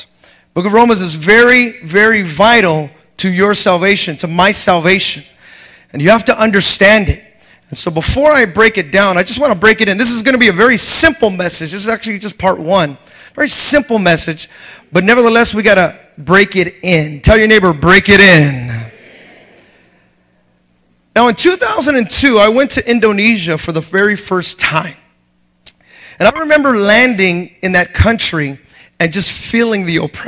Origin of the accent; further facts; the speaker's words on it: United States; me coming in as an American